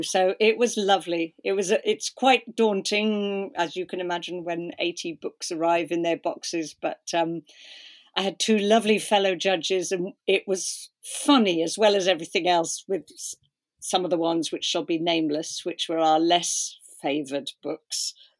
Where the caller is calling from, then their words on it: Cardiff, Wales, United Kingdom; I'm in Cardiff, which is sort of like the Turin of Wales.